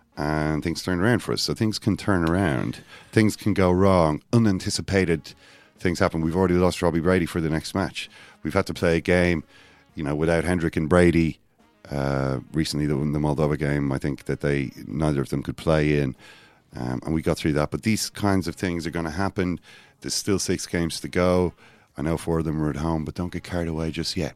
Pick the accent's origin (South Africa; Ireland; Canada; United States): Ireland; I'm from Ireland. We're just a less disciplined people.